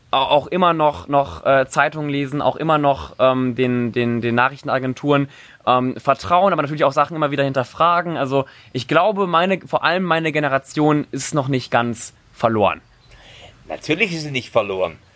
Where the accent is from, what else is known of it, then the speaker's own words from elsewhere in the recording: Cologne, North Rhine-Westphalia, Germany; ich komme ja aus Köln und auch noch vor einer Woche war da eine riesen Demo.